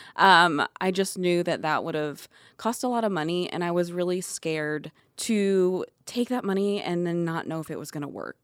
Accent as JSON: {"language": "English", "town": "Atlanta", "region": "Georgia", "country": "United States", "tie": "born or raised there", "also_born_or_lived": "California", "moved": "as an adult", "said": "I'm from Atlanta"}